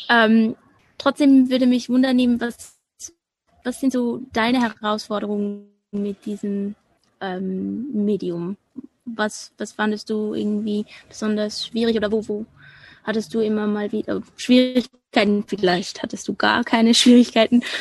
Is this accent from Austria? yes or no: no; Switzerland; first language Swiss German; Deutsch ist nicht meine Muttersprache. Also Schweizerdeutsch ist ja ein bisschen anders und für mich ist es tatsächlich das, womit ich am meisten Mühe habe.